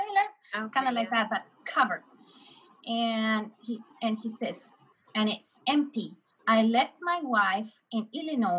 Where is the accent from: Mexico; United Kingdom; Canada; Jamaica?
Mexico; I, as a Mexican